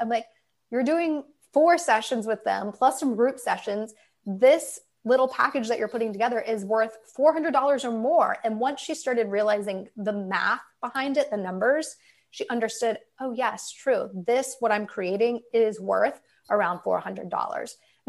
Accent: Midwest, United States; I'm from the Midwest. So in the winter, when it snows, I would go with my dad and I would shovel driveways for people.

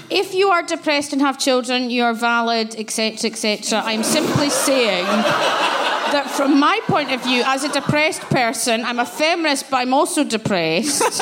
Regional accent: Glasgow, Scotland, United Kingdom; I grew up in Glasgow where Section 28 and Clause 28 was about

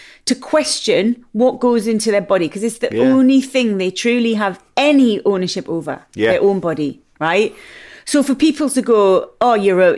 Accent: Newcastle upon Tyne, North East England, United Kingdom; I'm a Geordie big mouth

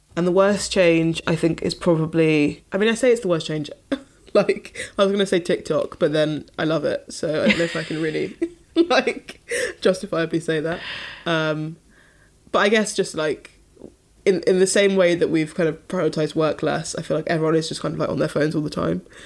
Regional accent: London, United Kingdom; I was from London and my parents lived in London

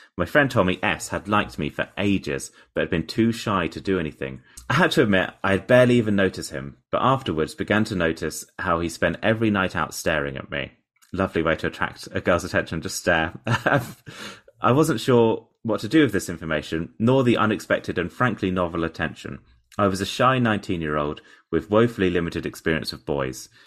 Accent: Portsmouth, South East England, United Kingdom; born or raised there

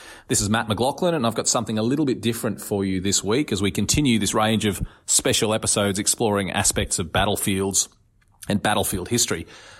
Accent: West Wyalong, New South Wales, Australia; Well, I grew up in West Wyalong in regional New South Wales, which is about an hour down the road from Cowra.

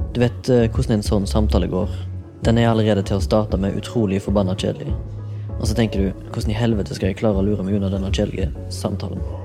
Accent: Haugesund, Rogaland, Norway; moved away; Jeg var hjemme i Haugesund

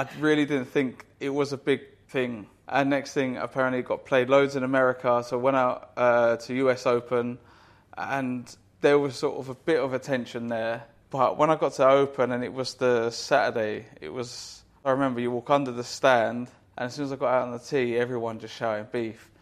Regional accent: United Kingdom; us Brits

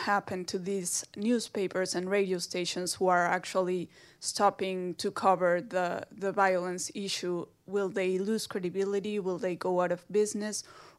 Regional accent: Mexico City, Mexico; now in Washington, United States; I'm also from Mexico City. I'm a student here in Washington.

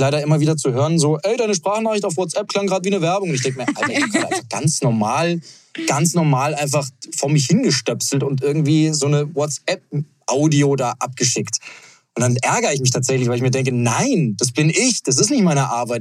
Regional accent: Munich, Bavaria, Germany; München, meine Heimat

